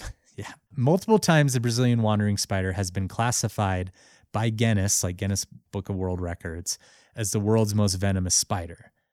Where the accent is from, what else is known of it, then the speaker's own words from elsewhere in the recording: Missoula, Montana, United States; they're based out of my hometown, Missoula, Montana